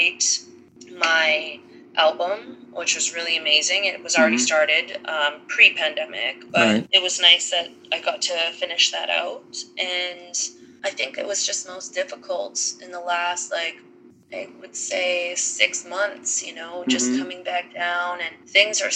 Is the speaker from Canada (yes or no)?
yes; Thunder Bay, Ontario, Canada; moved away as an adult; now in Nashville, United States; I am originally from Thunder Bay, Ontario, Canada